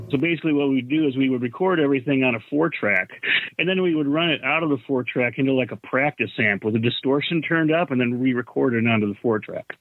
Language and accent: English; Charlotte, Michigan, United States; also born or lived in Oak Park, Michigan; then about '72 or so, I think we moved to beautiful Charlotte, Michigan, which you've never heard of.